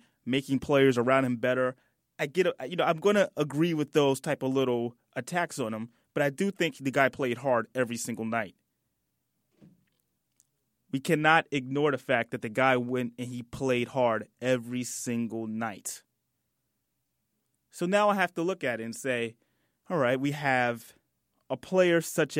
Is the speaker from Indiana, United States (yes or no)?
no; New York City, New York, United States; I'm from Brooklyn.